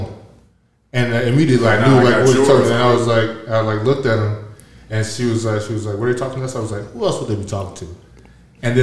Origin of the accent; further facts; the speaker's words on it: Georgia, United States; moved away; growing up in Georgia